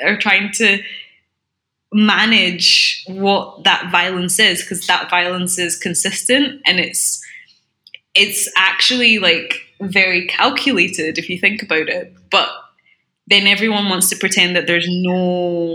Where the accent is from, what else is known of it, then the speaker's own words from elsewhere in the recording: Glasgow, Scotland, United Kingdom; accent: Scottish; when you're growing up in Scotland, you do get taught about, like, the architecture specifically